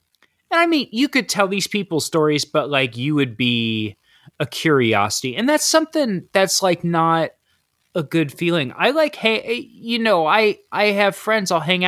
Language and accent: English; Ohio, United States; I listened to … because I grew up in Ohio.